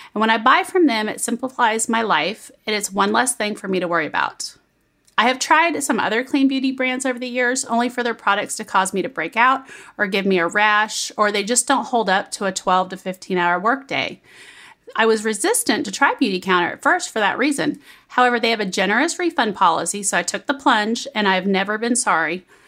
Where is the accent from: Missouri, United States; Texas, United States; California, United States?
Missouri, United States; Kansas City; When I was young in like grade school, I grew up in Kansas City